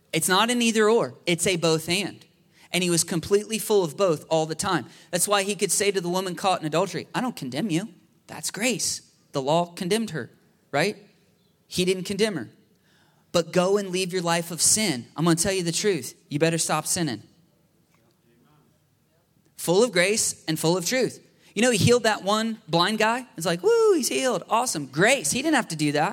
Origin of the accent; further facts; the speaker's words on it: United States; our biggest temptation as American people